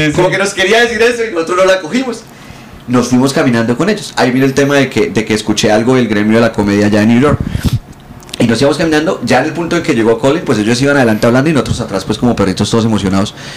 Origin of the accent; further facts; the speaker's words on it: Bucaramanga, Santander, Colombia; yo crecí en Bucaramanga